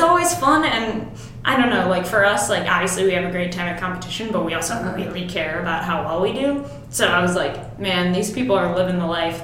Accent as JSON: {"language": "English", "town": "Mount Prospect", "region": "Illinois", "country": "United States", "tie": "born or raised there", "moved": "as an adult", "lives_now": "Champaign, United States", "said": "I uh, grew up in Mount Prospect, which totally. is a suburb of the Chicago"}